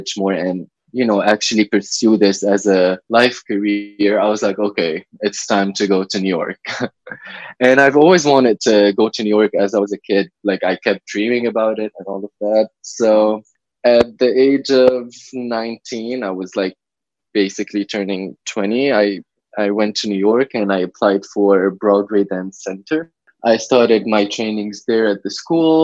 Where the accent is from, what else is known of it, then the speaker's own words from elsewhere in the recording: Lebanon; Lebanese, 23 years old